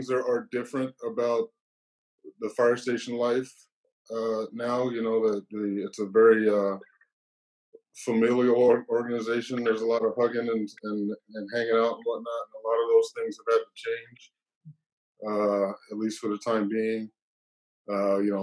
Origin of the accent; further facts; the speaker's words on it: New Orleans, Louisiana, United States; now in Seattle, United States; I was born in New Orleans, Louisiana